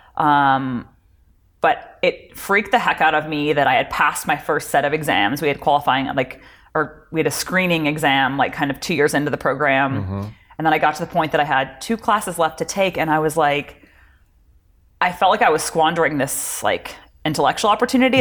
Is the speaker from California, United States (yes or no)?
yes; Palos Verdes, California, United States; growing up in Palos Verdes, it was a very sort of um, academically focused yes. community